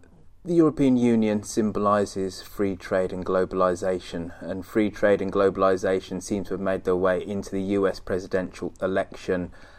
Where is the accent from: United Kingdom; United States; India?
United Kingdom; Birmingham, West Midlands; my hometown of Birmingham